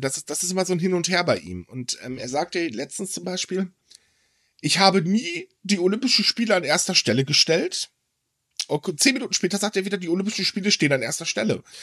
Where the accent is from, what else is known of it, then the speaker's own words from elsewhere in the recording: Germany; ich lebe gerne in Deutschland, juhu, weil das ist meine Heimat.